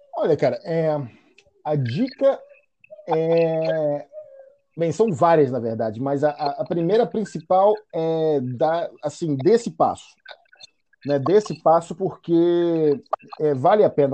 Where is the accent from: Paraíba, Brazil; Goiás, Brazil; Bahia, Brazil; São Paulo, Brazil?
Bahia, Brazil; Salvador; eu cresci, eu fui criado na Bahia, né, em Salvador